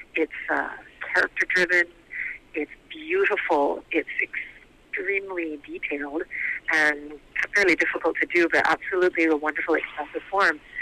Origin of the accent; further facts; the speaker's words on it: Vancouver, British Columbia, Canada; moved away as an adult; also born or lived in Japan; I moved back to Vancouver. It's my hometown. I was born and raised in the East End